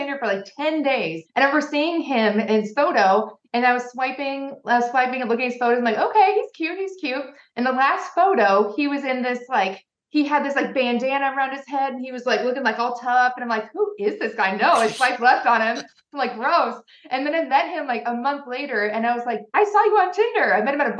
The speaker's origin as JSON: {"language": "English", "region": "Minnesota", "country": "United States", "tie": "born or raised there", "moved": "as an adult", "lives_now": "Texas, United States", "said": "I'm from Minnesota originally. So born and raised Minnesota."}